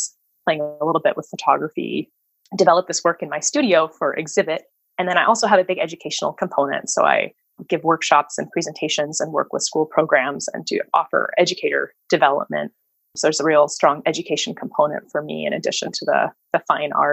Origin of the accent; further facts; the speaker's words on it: Seattle, Washington, United States; moved away as an adult; also born or lived in Northfield, Minnesota; now in Port Townsend, United States; I'm born and raised in Seattle.